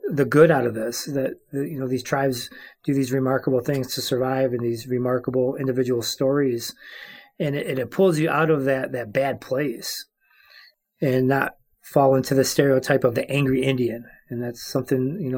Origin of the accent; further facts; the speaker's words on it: Cross Village, Michigan, United States; I am Anishinaabe. That's how I self-identify and I am from the place of the Prayer Tree, aka Cross Village, Michigan, and I am of the Crane clan.